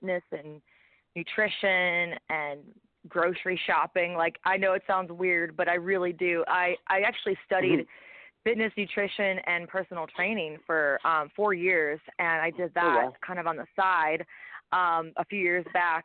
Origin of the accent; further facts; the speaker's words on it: Southfield, Michigan, United States; also born or lived in Detroit, Michigan; now in Nashville, United States; I was born in Southfield, Michigan, which is just the next town north of Detroit